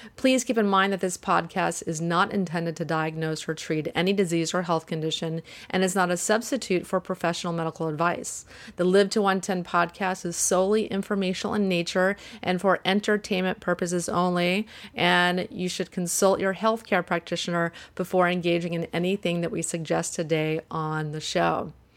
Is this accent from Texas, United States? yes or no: yes; Houston, Texas, United States; I'm from Houston too